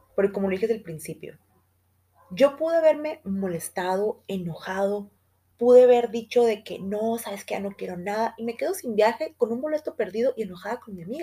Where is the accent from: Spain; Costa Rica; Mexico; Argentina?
Mexico; Guadalajara, Jalisco; somos de Guadalajara